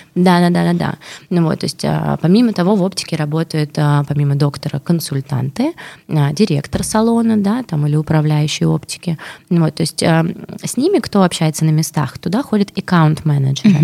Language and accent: Russian; Russia; я из России